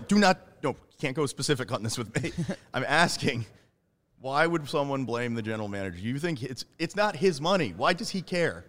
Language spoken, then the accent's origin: English; Florida, United States; I'm from Florida